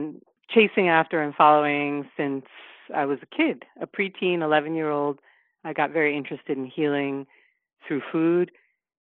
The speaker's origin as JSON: {"language": "English", "town": "New York City", "region": "New York", "country": "United States", "tie": "born or raised there", "said": "I was raised in the East Village of New York City"}